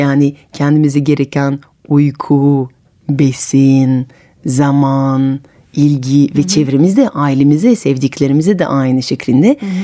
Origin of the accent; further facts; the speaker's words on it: Paris, Île-de-France, France; moved away as an adult; now in Istanbul, Turkey; ben de Parisliyim ve evet. İstanbul'da yaşıyorum uzun zamandır